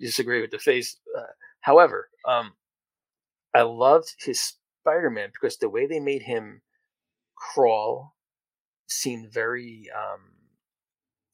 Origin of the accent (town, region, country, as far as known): New Jersey, United States